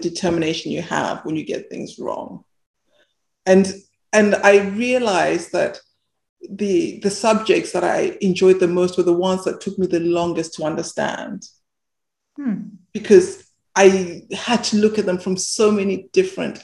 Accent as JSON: {"language": "English", "region": "Bulawayo", "country": "Zimbabwe", "tie": "born or raised there", "said": "I was born in Zimbabwe, and I lived in this what they call a township, this suburb in Bulawayo"}